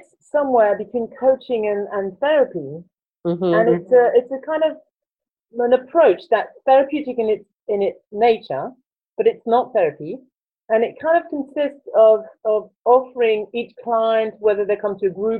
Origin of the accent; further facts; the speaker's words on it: Paris, Île-de-France, France; accent: French; English is a second language; moved away as an adult; now in Brighton, United Kingdom; And I originally come from France, as you can probably tell in my accent. I grew up in Paris, and I came to the UK in my early 20s.